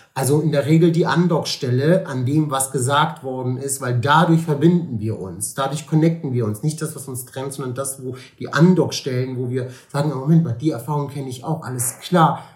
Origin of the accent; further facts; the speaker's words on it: Cologne, North Rhine-Westphalia, Germany; Ich lebe gerne in Köln und ich lebe auch gerne hier in Deutschland. Ich bin hier geboren, ist meine Heimat.